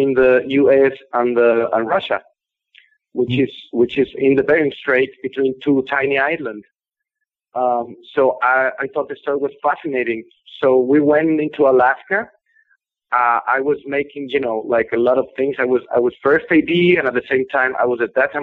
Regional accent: San Luis Potosí, Mexico; San Luis Potosí, which is my hometown here in Mexico

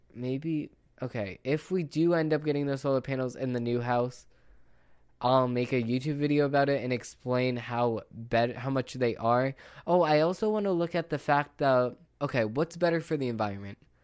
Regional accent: United States; as an American

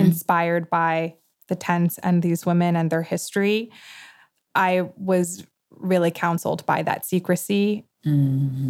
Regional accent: New York, United States; I grew up in New York with many artists

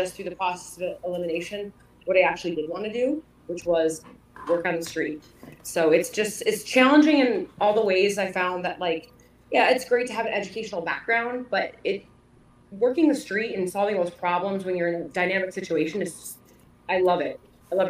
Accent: Detroit, Michigan, United States; I grew up in Detroit, so I kind of grew up in a rough area

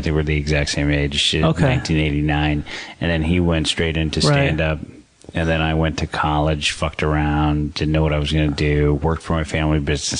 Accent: San Francisco, California, United States; I grew up in San Francisco and then started doing stand-up in the city.

